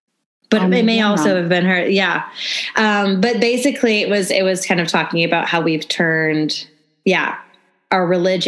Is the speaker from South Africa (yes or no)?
no; the North, United States; now in Nashville, United States; growing up in the North, not that there aren't religious people in the North, but like I've only really been introduced to purity culture since I've been living in the South.